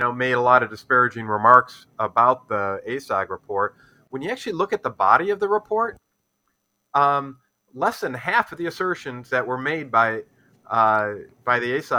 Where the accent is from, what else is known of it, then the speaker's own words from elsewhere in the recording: Detroit, Michigan, United States; I'm from Detroit here